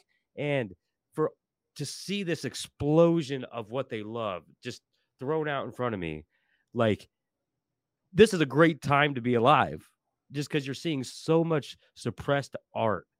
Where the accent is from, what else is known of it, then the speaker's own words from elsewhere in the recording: Portland, Oregon, United States; I grew up in Portland my whole life.